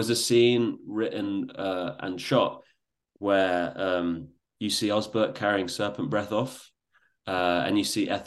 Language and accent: English; England, United Kingdom